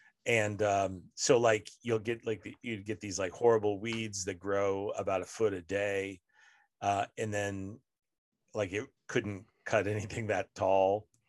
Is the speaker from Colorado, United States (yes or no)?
yes; Denver, Colorado, United States; also born or lived in Austin, United States; I just say I'm from Denver by way of Austin, and that seems to answer all their questions.